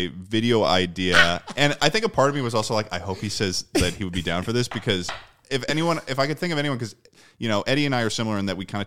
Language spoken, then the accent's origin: English; Massachusetts, United States; I'm from Massachusetts, and there was this mall that I would go to as a kid, the Burlington Mall